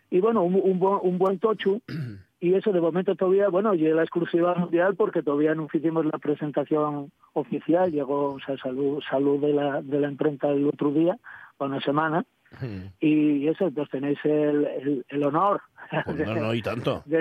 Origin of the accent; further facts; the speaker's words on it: Asturias, Spain; yo soy ayerano